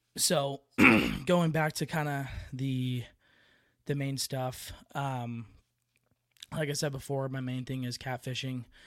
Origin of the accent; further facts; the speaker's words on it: Bay Area, California, United States; moved away; also born or lived in Tracy, California; I'm originally from the Bay Area